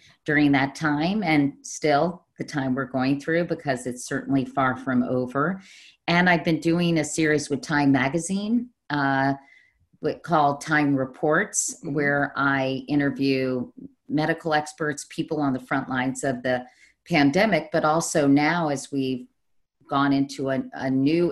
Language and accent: English; Arlington, Virginia, United States; I grew up in Arlington, Virginia.